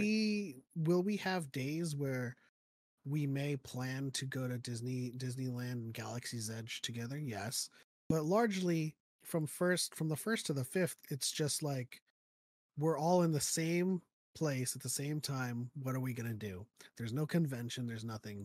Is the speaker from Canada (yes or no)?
no; Philippines; moved away; I was born in the Philippines